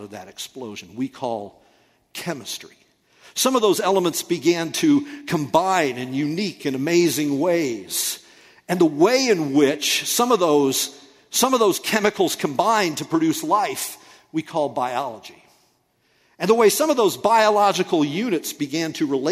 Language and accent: English; United States; we, as American people